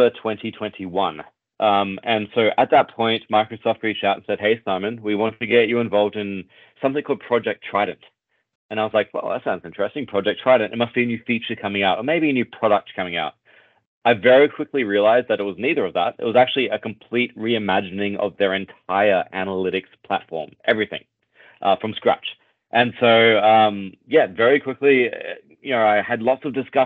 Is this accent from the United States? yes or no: no; Australia; accent: Australian; now in Toronto, Canada; my accent is Australian. I'm based out of Toronto